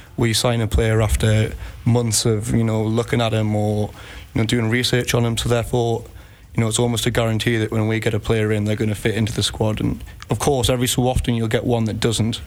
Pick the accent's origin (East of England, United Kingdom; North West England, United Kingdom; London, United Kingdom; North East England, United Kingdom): North East England, United Kingdom; Newcastle upon Tyne; moved away as an adult; now in Iceland; I'm from Newcastle